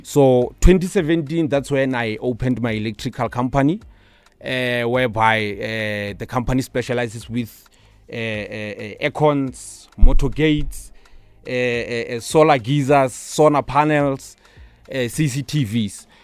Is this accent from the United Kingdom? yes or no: no; Pretoria, Gauteng, South Africa; also born or lived in Limpopo; So, I would say most of my childhood life, it was in Shoshanguve